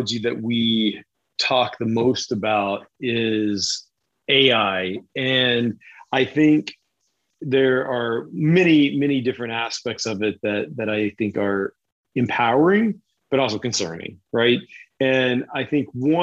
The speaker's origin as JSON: {"language": "English", "region": "Kentucky", "country": "United States", "tie": "born or raised there", "also_born_or_lived": "Uralsk, Kazakhstan", "moved": "yes", "said": "I grew up in Kentucky"}